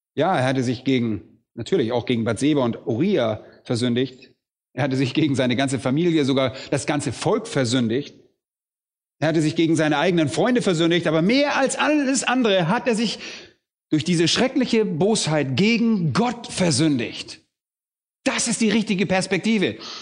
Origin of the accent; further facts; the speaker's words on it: Germany; bei uns in Deutschland